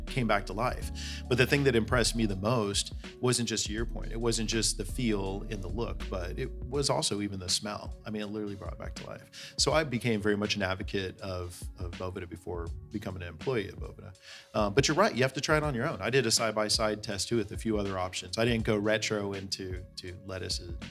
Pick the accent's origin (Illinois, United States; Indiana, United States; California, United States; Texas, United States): California, United States; Bay Area; I grew up in the Bay Area